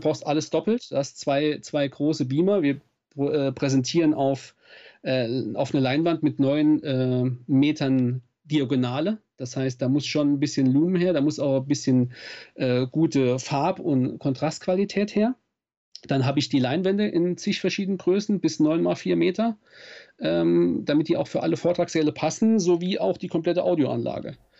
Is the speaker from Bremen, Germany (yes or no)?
no; Saarland, Germany; Ich komme aus dem Saarland, aus Südwestdeutschland